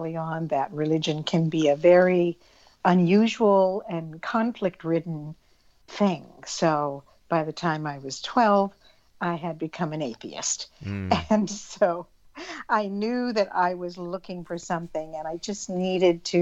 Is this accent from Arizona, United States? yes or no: yes; Arizona, United States; I grew up in Arizona in the Southwest Desert.